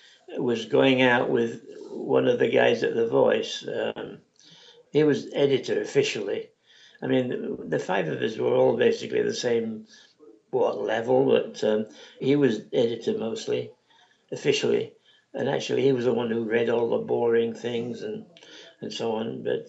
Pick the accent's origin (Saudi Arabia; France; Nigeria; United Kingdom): United Kingdom; England; now in United States; Well, I came from England and I was used to a lot of little papers and stuff that weren't here at the time.